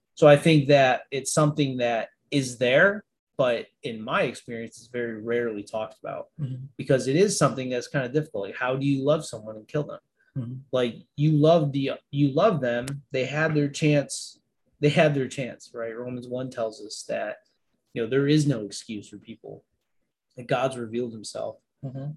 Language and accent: English; Niagara Falls, New York, United States; I'm from Niagara Falls, New York.